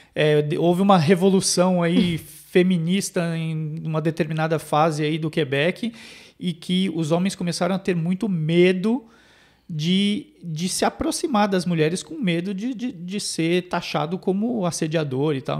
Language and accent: Portuguese; São Paulo, Brazil; now in Montreal, Canada; eu que sou de São Paulo